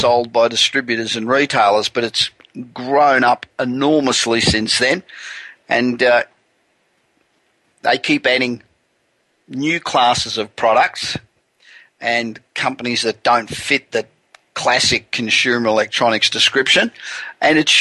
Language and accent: English; Los Angeles, California, United States; I'm broadcasting from my hometown of Los Angeles